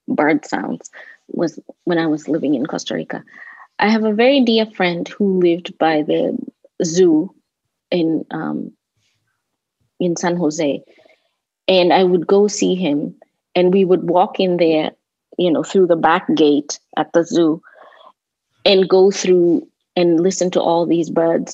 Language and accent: English; Nairobi, Kenya; also born or lived in Washington, D.C.; now in United States; growing up in Nairobi